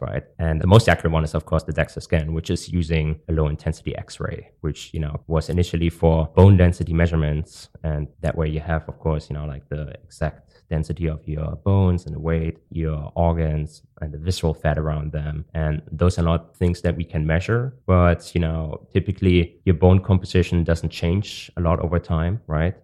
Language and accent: English; Germany; moved away; also born or lived in Hong Kong; I'm from Germany